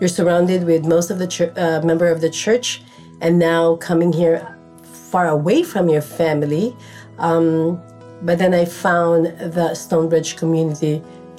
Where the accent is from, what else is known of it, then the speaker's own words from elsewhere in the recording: Philippines; moved away as an adult; now in Simi Valley, United States; I came from Philippines. I migrated here in the United States in 1995 through my husband's visa. I finished my nursing degree in our country